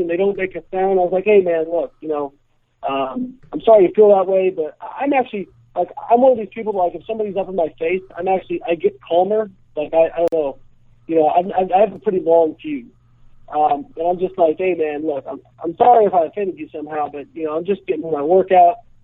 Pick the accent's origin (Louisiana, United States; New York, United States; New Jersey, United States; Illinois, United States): Illinois, United States; Champaign; I grew up in Champaign, Illinois.